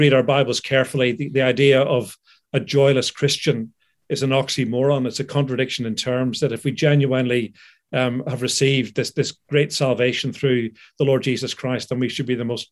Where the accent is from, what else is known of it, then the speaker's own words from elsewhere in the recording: United Kingdom; also born or lived in Philadelphia, United States; I'm a British citizen